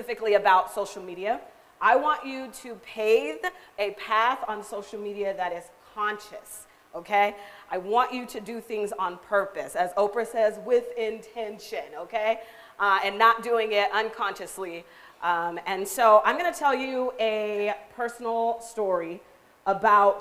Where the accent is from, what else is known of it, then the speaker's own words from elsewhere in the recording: Seattle, Washington, United States; moved away as an adult; now in Tri-Cities, United States; I was born here, but I grew up in Seattle